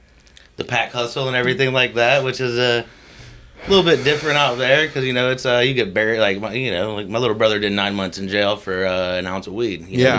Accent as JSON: {"language": "English", "town": "Tallahassee", "region": "Florida", "country": "United States", "tie": "born or raised there", "moved": "yes", "said": "I'm from Tallahassee, Florida."}